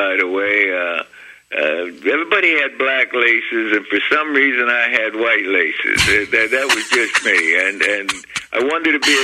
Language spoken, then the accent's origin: English; Beaver Falls, Pennsylvania, United States; my hometown of Beaver Falls, Pennsylvania